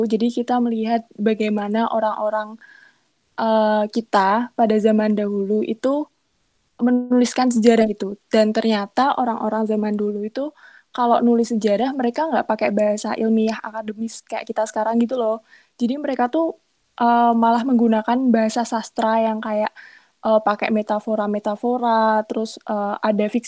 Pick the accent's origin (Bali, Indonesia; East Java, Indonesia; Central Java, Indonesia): Central Java, Indonesia; Semarang; now in Lamongan, Indonesia; Enggak sih, aku asli Semarang.